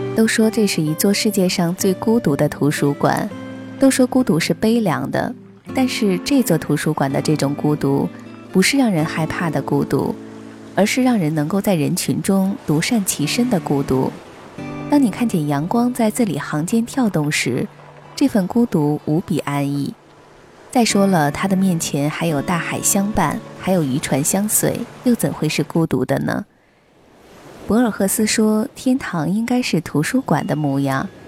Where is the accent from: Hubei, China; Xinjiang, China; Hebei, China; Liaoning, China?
Hebei, China; Qinhuangdao; now in Xianyang, China; 秦皇岛是家乡，而咸阳是我工作和生活的地方